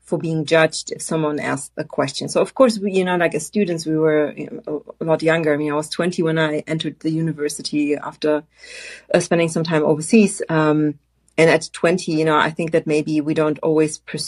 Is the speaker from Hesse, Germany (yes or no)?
yes; Frankfurt, Hesse, Germany; moved away; I grew up and studied in Frankfurt, Germany